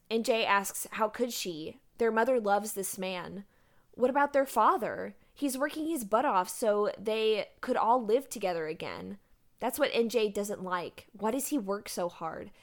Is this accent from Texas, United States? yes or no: yes; Galveston, Texas, United States; I grew up in Galveston